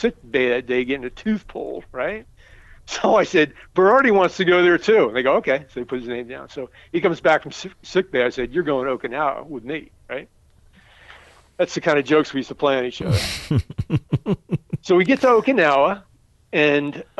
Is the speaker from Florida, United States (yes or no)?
no; New Jersey, United States; moved away as an adult; now in Texas, United States; I grew up in New Jersey